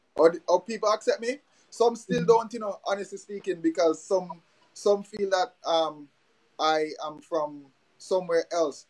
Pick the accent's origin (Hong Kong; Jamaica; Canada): Jamaica; now in Dominica; growing up in Jamaica